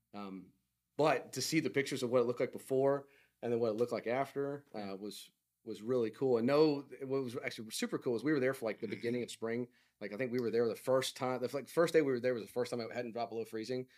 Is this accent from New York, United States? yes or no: no; Oklahoma, United States; I am from Oklahoma